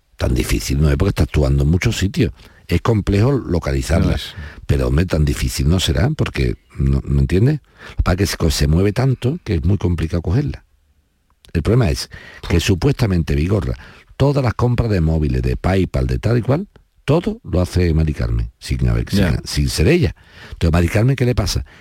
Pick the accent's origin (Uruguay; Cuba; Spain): Spain; yo como español